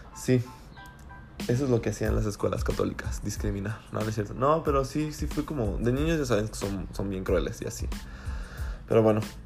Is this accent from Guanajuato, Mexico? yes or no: yes; Celaya, Guanajuato, Mexico; also born or lived in León, Guanajuato / San Miguel de Allende, Guanajuato / Huichapan, Hidalgo; nos venimos aquí a Celaya